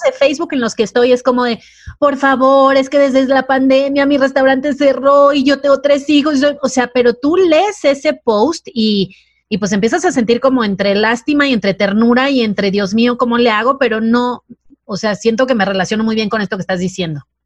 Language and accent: Spanish; Mazatlán, Sinaloa, Mexico; yo vengo de Mazatlán